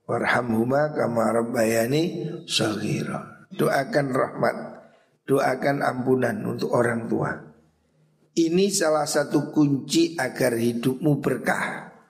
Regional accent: Java, Indonesia; Makanya kita orang Jawa ini biasa kirim tungo

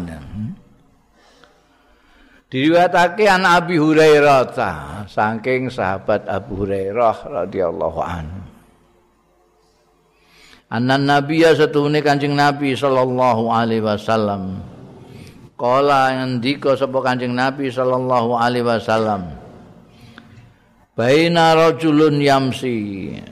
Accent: Java, Indonesia; aku wong Jawa dadi ya ngaku cara Jawa

